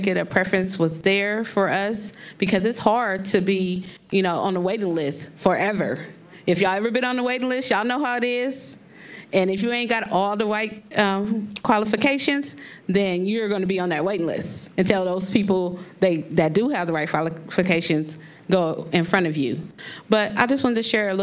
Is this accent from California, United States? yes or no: yes; San Francisco, California, United States; also born or lived in Oakland; I was born in Oakland and raised here in San Francisco